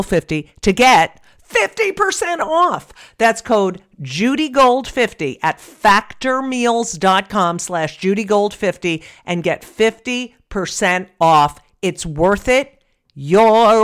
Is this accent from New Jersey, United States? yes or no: yes; New Jersey, United States; I grew up in New Jersey